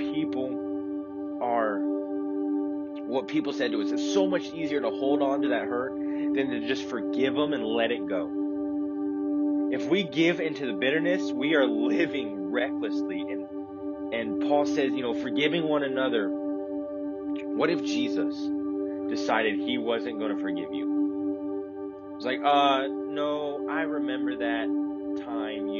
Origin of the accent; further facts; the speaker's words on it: the South, United States; also born or lived in Chicagoland; now in Chicago, United States; growing up in the South